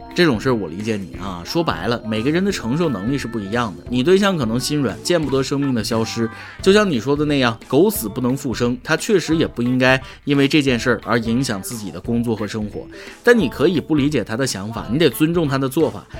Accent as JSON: {"language": "Chinese", "country": "China", "said": "我们中国人民"}